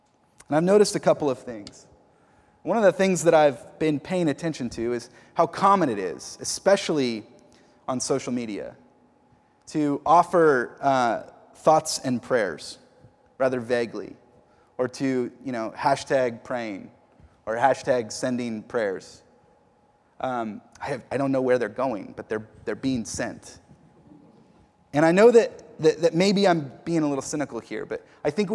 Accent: the Northwest, Pacific Northwest, United States; moved away as an adult; he could tell I was from the Northwest

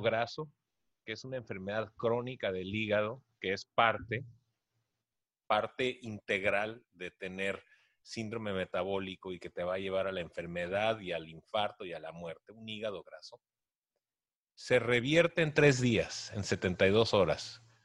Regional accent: Tijuana, Baja California, Mexico; soy de Tijuana

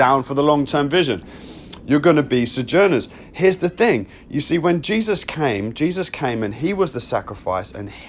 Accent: United Kingdom; I am British

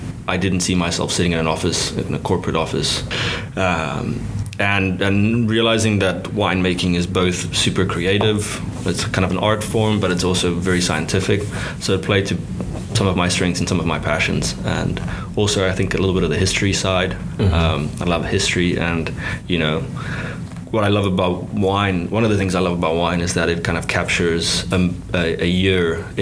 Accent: South Africa; moved away; growing up in South Africa and cutting my teeth there when I was younger

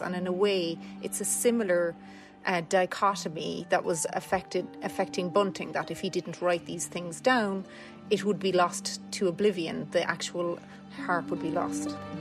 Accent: Cork, Munster, Ireland; I grew up in Mayfield and Cork

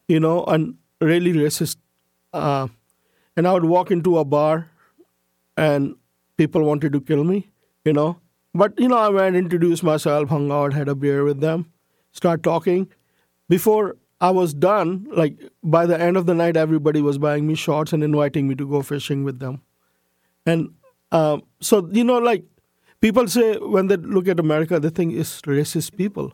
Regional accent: Karachi, Sindh, Pakistan; also born or lived in United States; now in Canada; I grew up in Pakistan as a majority Muslim, all my friends were non-Muslims.

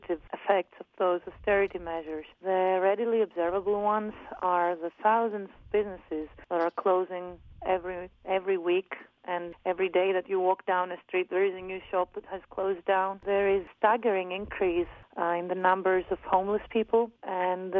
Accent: Athens, Attica, Greece; also born or lived in Amsterdam, Netherlands; I'm 29 years old and I come from Athens, Greece.

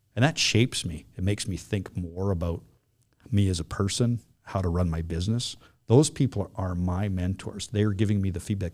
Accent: West Vancouver, British Columbia, Canada; also born or lived in Flin Flon, Manitoba; I grew up in here in West Vancouver

